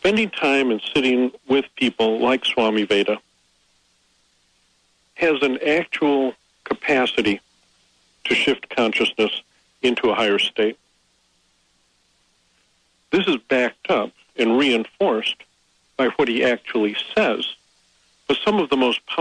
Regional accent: United States; I'm an American

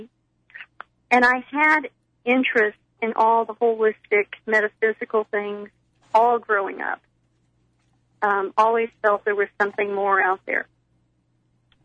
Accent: Texas, United States; I am from Texas

